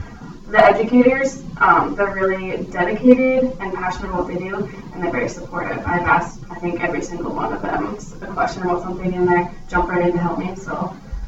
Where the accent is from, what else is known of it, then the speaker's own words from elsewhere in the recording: Ada, Minnesota, United States; also born or lived in Wahpeton, North Dakota; I grew up in Ada, Minnesota, went to high school at Ada, Minnesota.